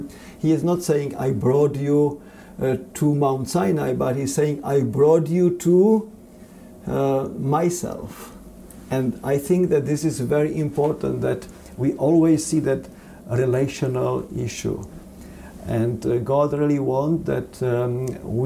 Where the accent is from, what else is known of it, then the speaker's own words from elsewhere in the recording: Czechia; now in United States; I am European and I consider myself like a world citizen, even though I was born in the Czech Republic